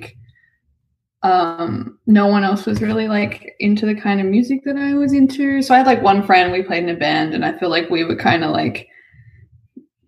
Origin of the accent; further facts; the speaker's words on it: Smoky Bay, South Australia, Australia; also born or lived in Ceduna, South Australia; I was born in this tiny little town called Ceduna, which is in South Australia. It's on the coast. I think has a population of 2,500. But my family kind of lived like outside of town and in this other little town, I guess like called Smoky Bay, which is population 200 people. So I grew up there.